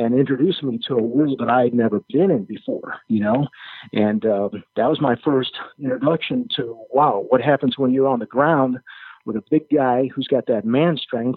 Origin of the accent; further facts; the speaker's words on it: Chicago, Illinois, United States; moved away; I grew up in Chicago